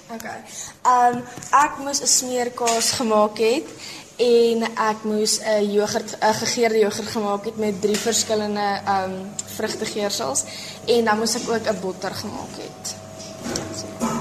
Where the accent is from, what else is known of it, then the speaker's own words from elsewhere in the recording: George, Western Cape, South Africa; Ek kom ook van George af en ek is in graad 8 in Otoniqua Hoërskool.